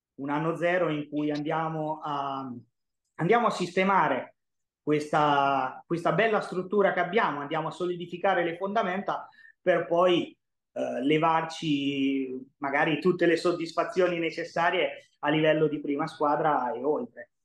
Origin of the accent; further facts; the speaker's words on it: Senigallia, Marche, Italy; also born or lived in Orlando; nasco a Senigallia nel 96 eh, da una famiglia nemmeno particolarmente sportiva